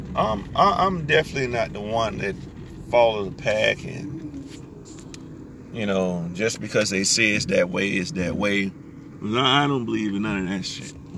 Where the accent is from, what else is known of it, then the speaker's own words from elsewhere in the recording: United States; I'm American